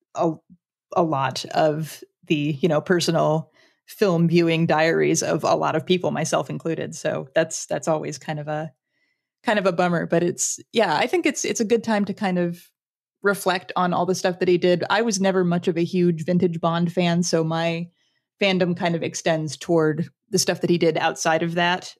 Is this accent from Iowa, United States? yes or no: no; Lawrence, Kansas, United States; my hometown is actually Lawrence, Kansas